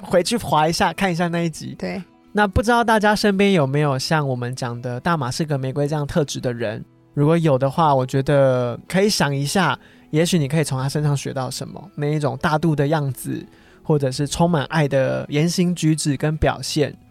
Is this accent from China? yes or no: no; Taiwan; 在我们台湾人民心中的分量有多重